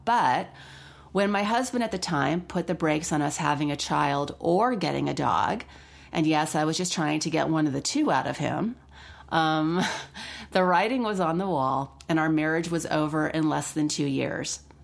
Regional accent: Los Angeles, California, United States; I grew up in Los Angeles around animals

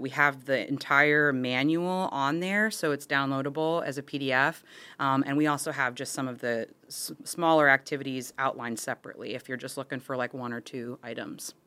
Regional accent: Florida, United States; I'm born and raised in Florida, actually within the boundaries of the district

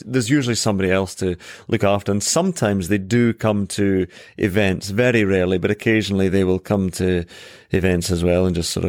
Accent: Scotland, United Kingdom; So I come from Ayrshire.

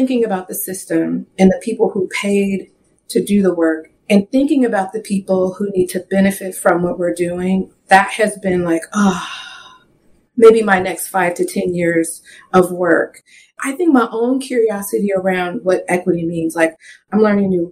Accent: the Northwest, Pacific Northwest, United States; now in Seattle, United States; I grew up in the Northwest. If you know much about the Northwest, it's very, very white. So specifically in like the Seattle area where I currently live

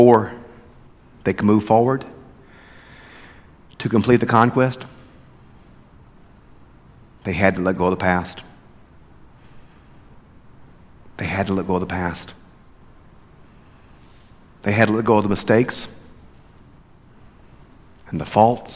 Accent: South Mississippi, United States; Growing up in South Mississippi, there's always a football team that's so good that you're intimidated. That was South Pike where I grew up.

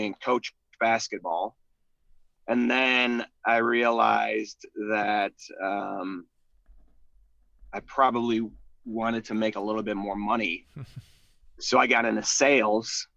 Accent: Chicago, Illinois, United States; also born or lived in Dayton, Ohio; I grew up in Beverly, West Beverly, mm-hmm. Morgan Park

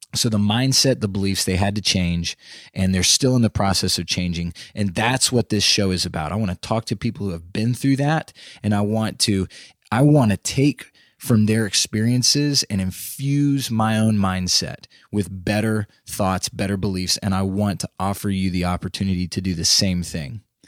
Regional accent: Austin, Texas, United States; moved away as an adult; now in Nashville, United States; I grew up in Texas, in Central Texas, around the Austin area

